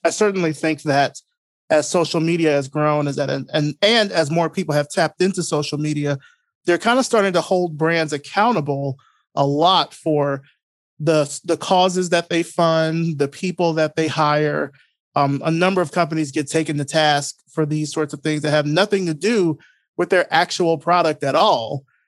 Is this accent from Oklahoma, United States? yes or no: no; Selma, Alabama, United States; moved away as an adult; now in Atlanta, United States; I grew up originally in Selma, Alabama, um, but I've been here in Atlanta now for a little over twenty years now